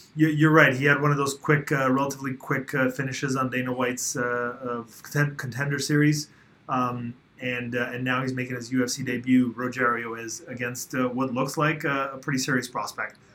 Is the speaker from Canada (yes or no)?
no; Uzbekistan; moved away; I was born in in Soviet Uzbekistan